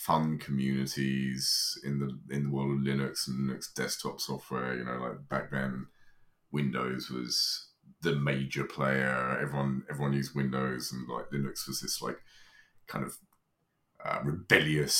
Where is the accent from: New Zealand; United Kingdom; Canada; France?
United Kingdom; moved away; I grew up in Britain, but no longer live there